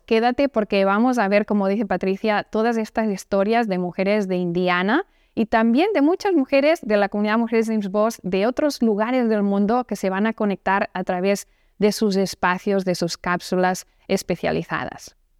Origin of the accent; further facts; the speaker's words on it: Barcelona, Catalonia, Spain; moved away; en Barcelona, de donde yo soy